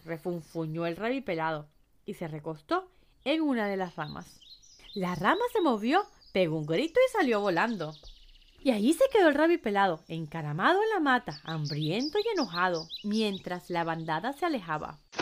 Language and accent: Spanish; Venezuela; moved away; estuve de vuelta en mi país, Venezuela